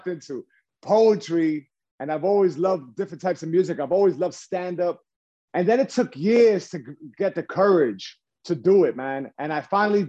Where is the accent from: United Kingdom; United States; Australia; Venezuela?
United States; New York City, New York; born and raised in New York